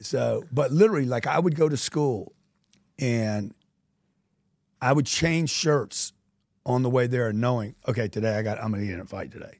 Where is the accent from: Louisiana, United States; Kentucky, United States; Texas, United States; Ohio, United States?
Louisiana, United States; I grew up in Louisiana